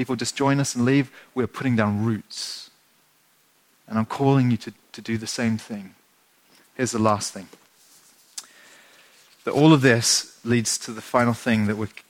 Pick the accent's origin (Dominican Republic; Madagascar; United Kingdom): United Kingdom; England; being English